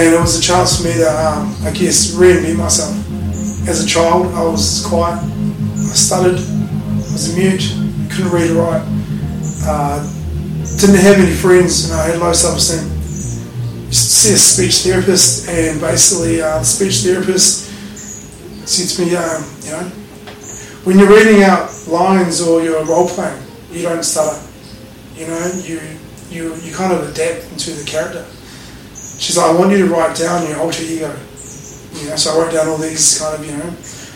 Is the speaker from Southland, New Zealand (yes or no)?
no; Christchurch, Canterbury, New Zealand; now in Gold Coast, Australia; I was raised in New Zealand. Also got a Canadian passport. My mum's Canadian